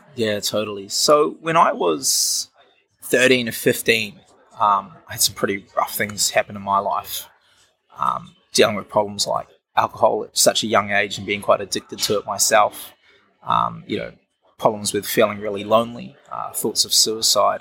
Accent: Wellington, New Zealand; also born or lived in Auckland, New Zealand; I'm from Wellington, New Zealand, which is an awesome place to be, of course. Yeah. Uh, spent my childhood growing up in Auckland, moved back here at about the age of 10

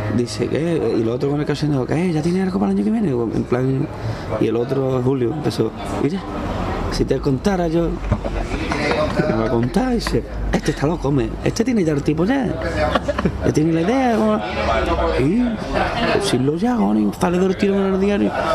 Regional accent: Cádiz, Andalusia, Spain; me gusta ver cosas de mi tierra en otro sitio

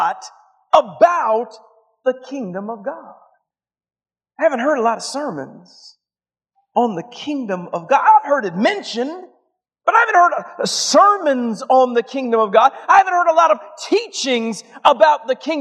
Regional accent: Atlanta, Georgia, United States; I'm from Atlanta

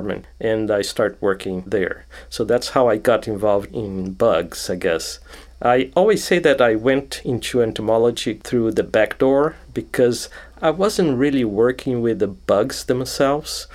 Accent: Brazil; moved away as an adult; also born or lived in Rio de Janeiro, Brazil / Brasília, Brazil / São Paulo, Brazil; now in United States; I was born in Brazil. I was born near Rio de Janeiro. But as a kid, I moved to Brasilia, which is the capital of Brazil

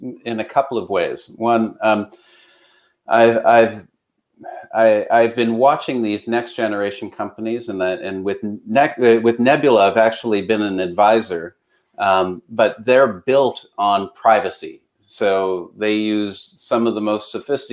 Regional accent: Canada; I'm Canadian

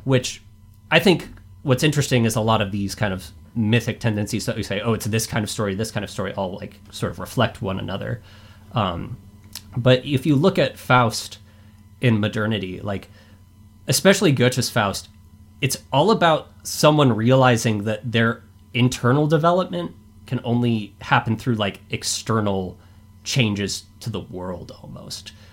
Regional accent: Boise, Idaho, United States; I am from Boise, Idaho

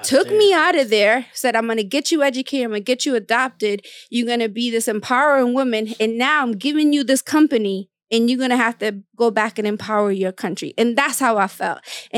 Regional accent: Guatemala; now in United States; I'm from Guatemala

